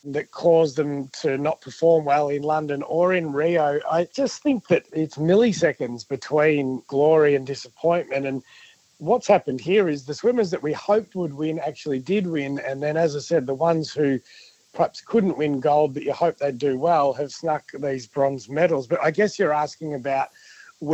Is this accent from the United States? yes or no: no; Victoria, Australia; I'm from Victoria